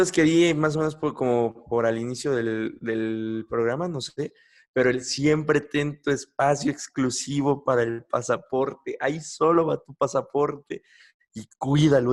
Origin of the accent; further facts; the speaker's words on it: Mexico; yo soy mexicano